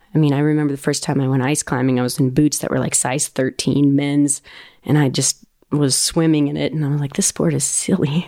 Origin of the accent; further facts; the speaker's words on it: Ouray, Colorado, United States; I grew up in Uray